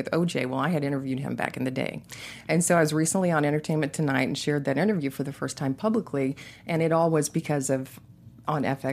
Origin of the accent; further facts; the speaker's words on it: Texas, United States; growing up in Texas